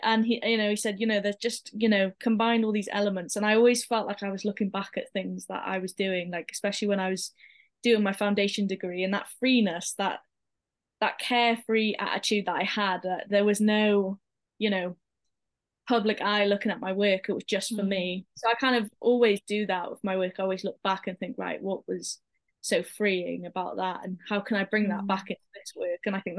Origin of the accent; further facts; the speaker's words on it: Pembrokeshire, Wales, United Kingdom; So I started my journey in Pembrokeshire College. So I'm originally from Pembrokeshire. Mm-hmm. And then I moved to Cardiff for uni.